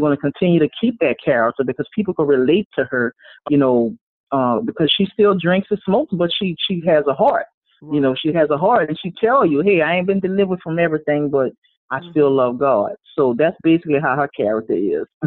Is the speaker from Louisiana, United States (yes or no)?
yes; Louisiana, United States; Born and raised in Louisiana